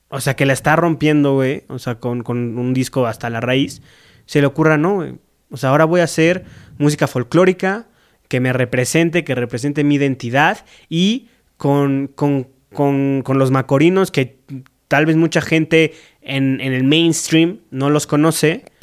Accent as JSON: {"language": "Spanish", "region": "Veracruz", "country": "Mexico", "said": "y la de, güey, mi tierra veracruzana, soy un ridículo, güey."}